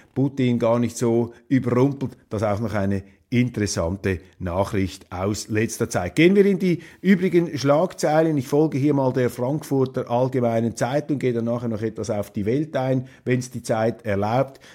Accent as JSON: {"language": "German", "country": "Switzerland", "said": "als Schweizer"}